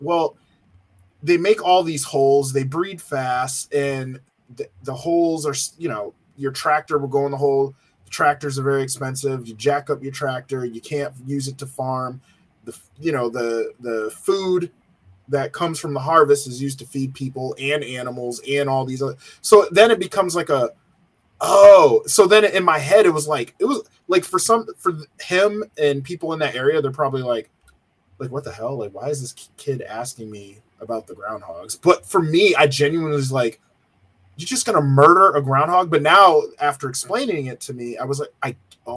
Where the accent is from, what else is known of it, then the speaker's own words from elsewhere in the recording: Connecticut, United States; moved away; I came from Connecticut. So I came from a New England, very liberal area where people did not hunt.